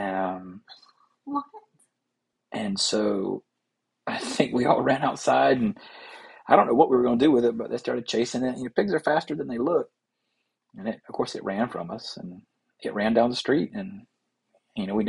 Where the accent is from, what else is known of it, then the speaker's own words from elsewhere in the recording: Rock Hill, South Carolina, United States; we're from South Carolina, specifically Rock Hill